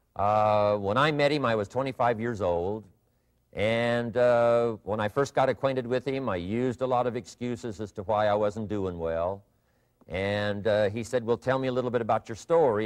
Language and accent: English; southwestern Idaho, United States; moved away; I grew up in Idaho, farm country. Uh, my father still lives on the old homestead where I grew up, southwestern Idaho.